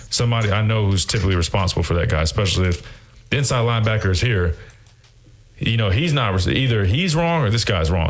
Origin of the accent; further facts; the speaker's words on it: South Carolina, United States; now in Alabama, United States; I'm from South Carolina originally, and uh, I reside in Alabama.